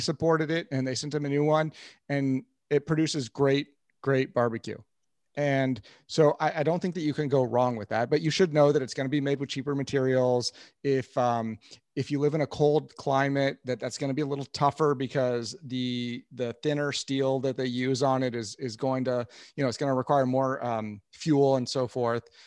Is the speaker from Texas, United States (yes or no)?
no; Kansas City, Missouri, United States; I'm from Kansas City